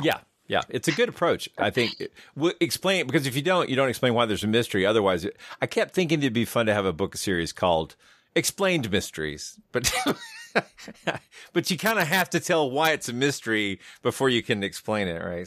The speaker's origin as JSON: {"language": "English", "region": "the South", "country": "United States", "tie": "born or raised there", "said": "growing up in the South"}